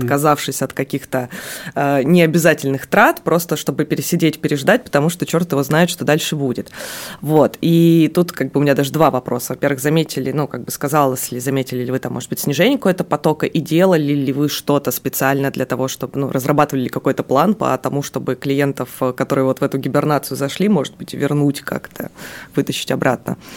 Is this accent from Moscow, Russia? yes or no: no; Magadan, Magadan Oblast, Russia; moved away; я родилась в Магадане